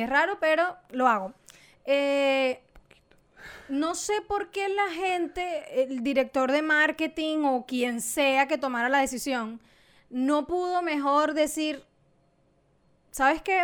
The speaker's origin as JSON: {"language": "Spanish", "country": "Venezuela", "said": "soy venezolana"}